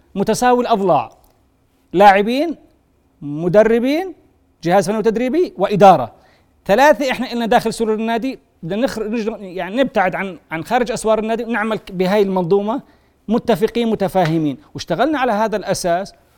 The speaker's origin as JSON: {"language": "Arabic", "country": "Jordan"}